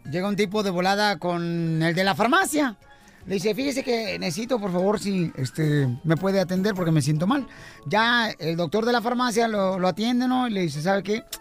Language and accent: Spanish; Albuquerque, New Mexico, United States; Soy de Aburquerque, Nuevo